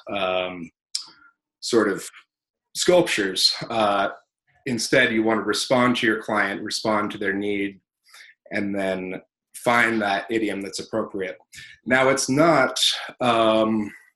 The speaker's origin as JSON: {"language": "English", "town": "South Bend", "region": "Indiana", "country": "United States", "tie": "born or raised there", "also_born_or_lived": "California / Chicago, Illinois", "said": "We grew up kind of in California first and then Chicago for a little while, but I mostly grew up in South Bend, Indiana"}